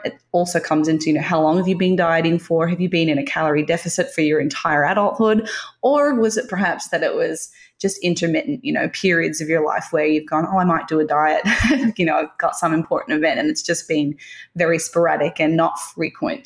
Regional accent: Tasmania, Australia; I grew up in Tasmania, which is the island just south of Australia.

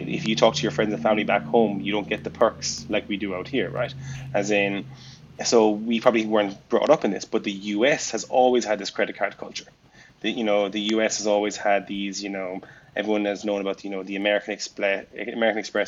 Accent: Ireland; moved away as an adult; now in Dubai, United Arab Emirates; growing up in Ireland

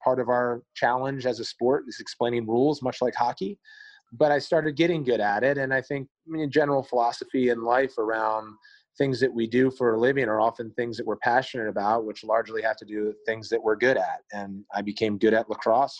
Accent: Maryland, United States; I grew up in Maryland

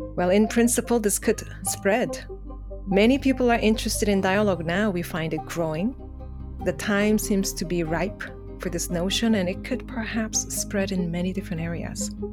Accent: South Korea; English is a second language; now in Canada; growing up in Korea

